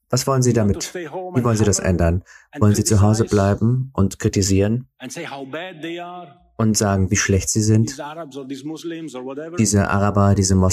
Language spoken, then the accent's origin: German; Switzerland; Uh, Schweiz, also wie gesagt, ich bin Schweizer, also darf ich ein paar Sachen über die Schweiz sagen.